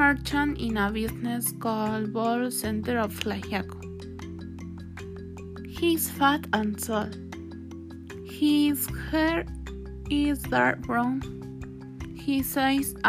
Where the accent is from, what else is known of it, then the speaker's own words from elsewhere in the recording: Mexico; I am Mexican